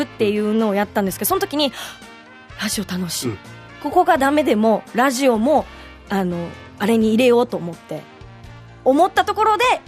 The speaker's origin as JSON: {"language": "Japanese", "region": "Okinawa", "country": "Japan", "tie": "born or raised there", "also_born_or_lived": "Tokyo, Japan / California, United States", "said": "沖縄市、もう本当に生まれ育って、まあ、大学は県外でした"}